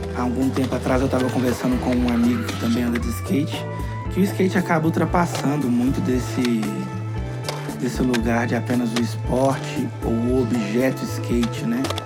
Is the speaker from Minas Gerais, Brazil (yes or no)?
yes; Contagem, Minas Gerais, Brazil; also born or lived in Belo Horizonte; Eu Nasci em Belo Horizonte e cresci em Contagem.